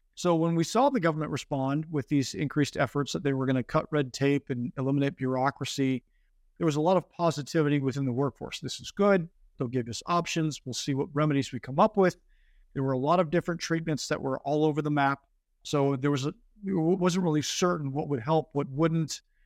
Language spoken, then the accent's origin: English; Northern California, United States; moved away as an adult; I grew up originally in Northern California